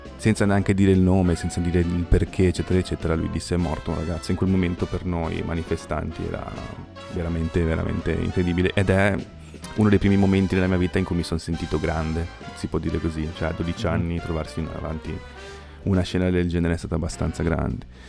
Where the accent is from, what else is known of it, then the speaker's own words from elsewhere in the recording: Genoa, Liguria, Italy; io sono genovese, ho un sacco di amici genovesi